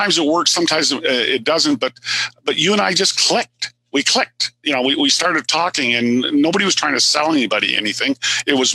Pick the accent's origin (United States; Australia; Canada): Canada; I'm Canadian.